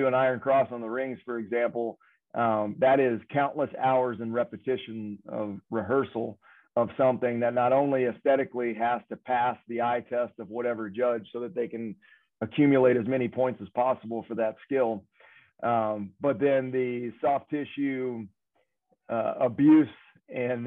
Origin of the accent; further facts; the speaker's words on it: the South, United States; moved away as an adult; I'm from the South